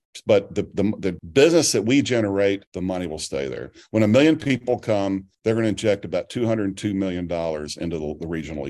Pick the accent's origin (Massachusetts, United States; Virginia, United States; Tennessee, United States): Tennessee, United States; East; also born or lived in Mobile, Alabama; Yeah, well, I grew up in East Tennessee. I moved there when I was 9 years old.